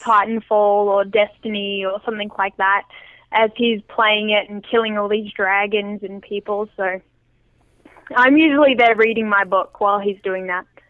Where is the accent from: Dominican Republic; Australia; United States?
Australia; small town near Adelaide, South Australia; now in Vancouver Island, Canada; the little yeah. town that I grew up